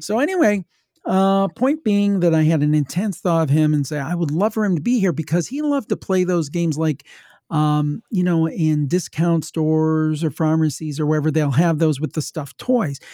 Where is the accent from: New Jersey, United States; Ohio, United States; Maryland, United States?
Ohio, United States; I'm from Ohio, my family was from West Virginia